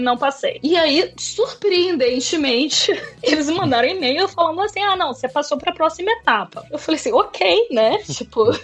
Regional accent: Niterói, Rio de Janeiro, Brazil; moved away as an adult; also born or lived in Berlin; now in London, United Kingdom; Eu sou de Niterói, no Rio de Janeiro.

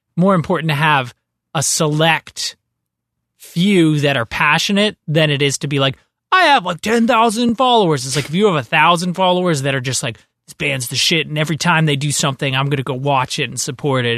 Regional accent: Ajax, Ontario, Canada; also born or lived in Whitby; I grew up in, I grew up in Ajax and then I moved to Whippy

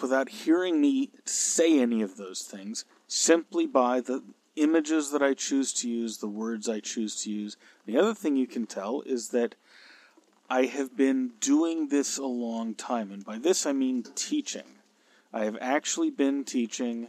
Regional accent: California, United States; I'm a Californian

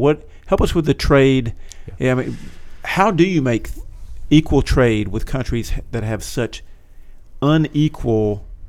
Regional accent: Georgia, United States; I'm from Georgia. I watched him growing up. He was our governor.

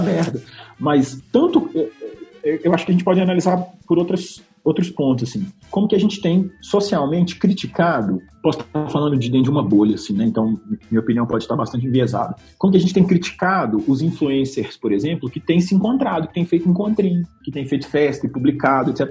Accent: Belo Horizonte, Minas Gerais, Brazil; Eu posso ter nascido em Belo Horizonte, em Minas Gerais, no Brasil, na América do Sul

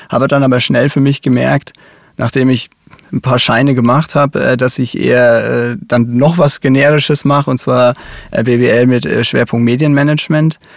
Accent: Bavaria, Germany; Ich, ich komme aus Oberfranken. Ähm, das R ist quasi in uns drin.

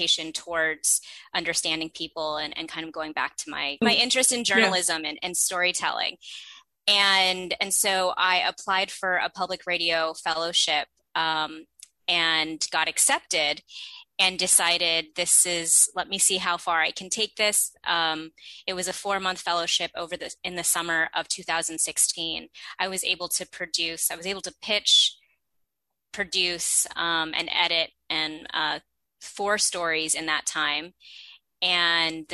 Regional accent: Bay Area, California, United States; I'm originally from the Bay Area, so I was not too far from my family and friends from growing up

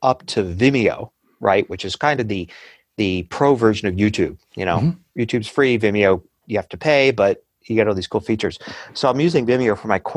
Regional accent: United States; accent: American English; I'm speaking American English

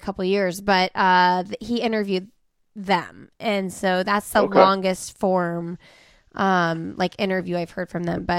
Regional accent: Indiana, United States; now in North Carolina, United States; I'm from Indiana.

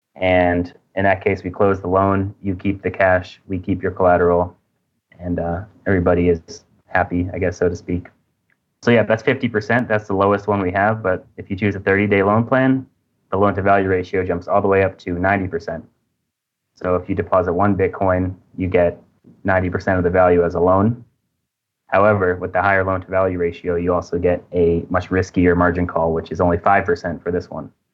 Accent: United States; moved away as an adult; now in Indonesia; I'm from America originally, but currently I'm living in Indonesia

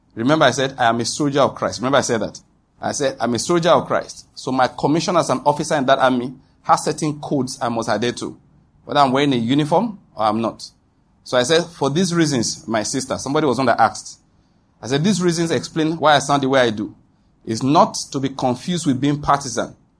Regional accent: Nigeria; That is being a Nigerian

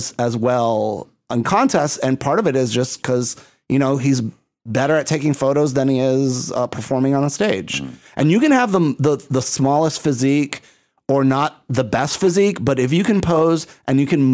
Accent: Puerto Rico; I'm from Puerto Rico.

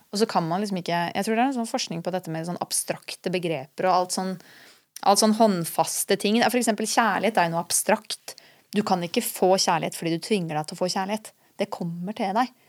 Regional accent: Skien, Telemark, Norway; now in Oslo, Norway; jeg er fra Skien

